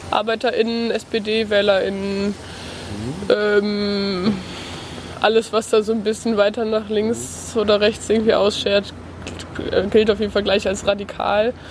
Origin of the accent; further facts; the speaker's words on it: Wesel, North Rhine-Westphalia, Germany; Wesel. Das liegt so. Ganz manche Leute kennen vielleicht, wer, wie heißt der Bürgermeister von Wesel?